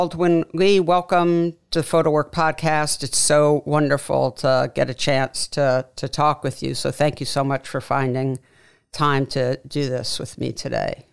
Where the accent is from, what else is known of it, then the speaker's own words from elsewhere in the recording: New York City, New York, United States; me, who grew up there